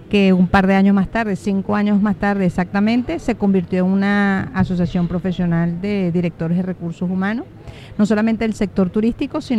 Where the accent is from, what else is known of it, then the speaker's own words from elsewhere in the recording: Venezuela; now in Tenerife, Spain; vivo en Tenerife {S0} desde {S1} hace casi 20 años. Soy venezolana.